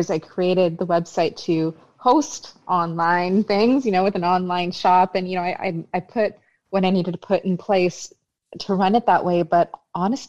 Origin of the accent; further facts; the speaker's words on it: Vaughan, Ontario, Canada; also born or lived in Toronto; I actually grew up in Vaughan.